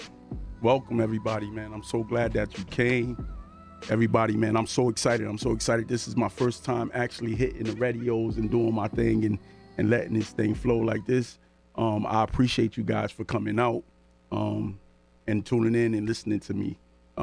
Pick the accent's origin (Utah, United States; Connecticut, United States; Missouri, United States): Connecticut, United States; New Haven; I come from the New Haven area